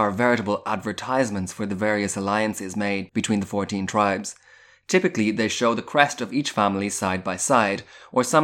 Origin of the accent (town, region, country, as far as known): Galway, Connacht, Ireland; born or raised there